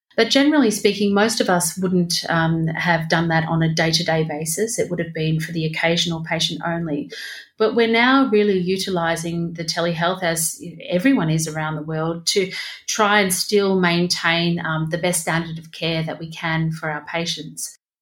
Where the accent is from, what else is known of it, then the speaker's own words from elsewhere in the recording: Victoria, Australia; my state, Victoria